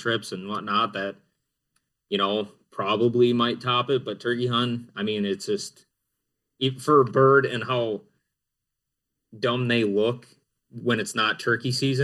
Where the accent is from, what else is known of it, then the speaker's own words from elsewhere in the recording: central Wisconsin, United States; I'm from Wisconsin, like Dan said, central Wisconsin part